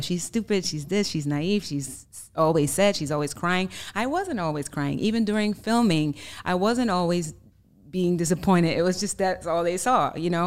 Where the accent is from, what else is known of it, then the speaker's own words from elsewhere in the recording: Germany; English is a second language; moved away as an adult; now in United States; I'm originally from Germany, born and raised, so you may hear an accent